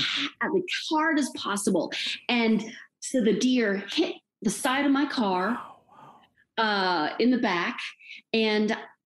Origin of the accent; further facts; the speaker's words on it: Texas, United States; I grew up in Texas